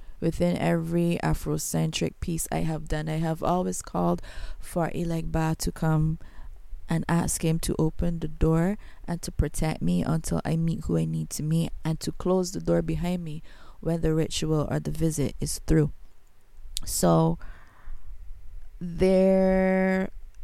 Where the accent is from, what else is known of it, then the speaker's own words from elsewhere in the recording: Barbados; accent: Bajan; I am not American. I is a Bajan. I'm from Barbados.